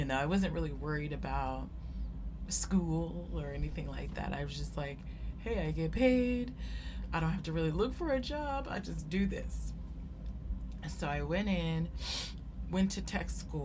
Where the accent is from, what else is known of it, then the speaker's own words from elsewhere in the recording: Sacramento, California, United States; from Sacramento, California, and that's where I grew up. That's where I was born, and I went to high school there.